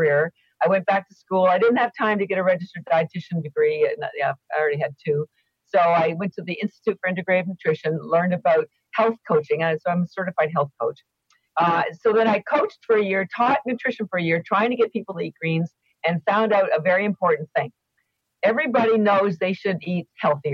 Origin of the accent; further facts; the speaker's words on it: Canada; I am Canadian and all my education was in Canada